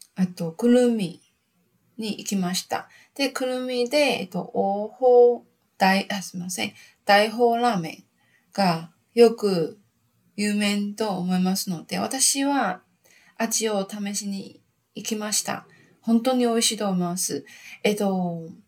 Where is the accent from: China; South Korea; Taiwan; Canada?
Taiwan; Japanese is a second language; also born or lived in Fukuoka, Japan / Gold Coast, Australia; 私、台湾人